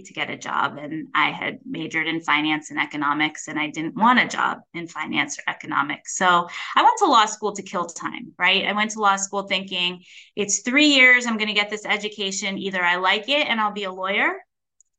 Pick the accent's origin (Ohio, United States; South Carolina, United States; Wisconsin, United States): Ohio, United States; North Canton; I grew up in North Canton, Ohio, which is a smaller town about 45 miles south of Cleveland